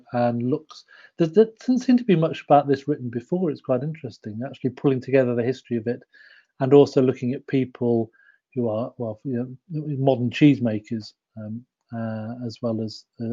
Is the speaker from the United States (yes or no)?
no; Yorkshire and the Humber, United Kingdom; I'm from Yorkshire